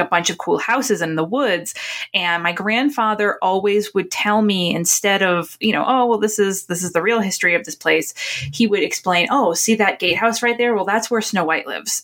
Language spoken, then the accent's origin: English; Newburyport, Massachusetts, United States; where I grew up in Newburyport, Massachusetts